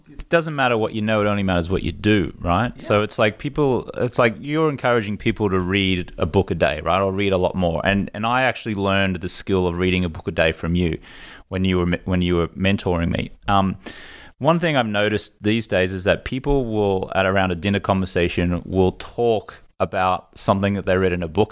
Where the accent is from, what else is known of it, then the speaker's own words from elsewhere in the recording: Australia; moved away; as an Australian in this country